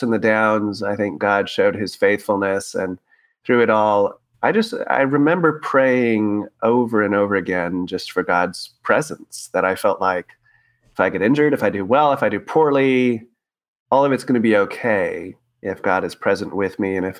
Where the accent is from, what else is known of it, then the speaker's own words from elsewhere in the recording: Tracy, California, United States; also born or lived in South San Francisco Bay Area; We moved from the South Bay Area, the South San Francisco Bay Area, out into a town called Tracy